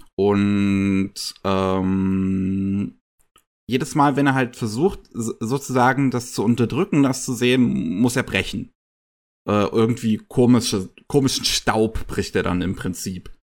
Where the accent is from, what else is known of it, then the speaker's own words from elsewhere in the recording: Germany; bei uns in Deutschland